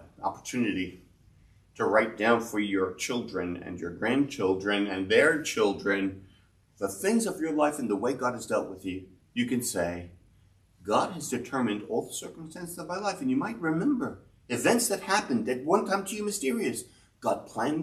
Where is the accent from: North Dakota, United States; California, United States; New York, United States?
New York, United States; New York City; I grew up in Brownsville. 336 Blake Avenue was the first address I wrote down in my school papers.